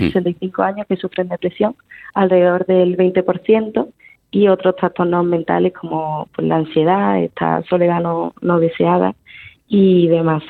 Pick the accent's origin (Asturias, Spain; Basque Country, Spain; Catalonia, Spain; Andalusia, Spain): Andalusia, Spain; Seville; soy sevillana